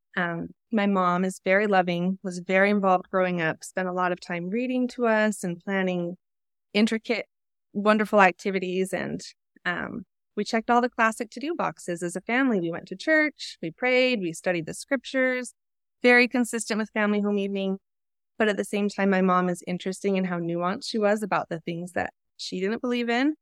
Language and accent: English; Utah, United States; I was raised in Utah, definitely in a Mormon bubble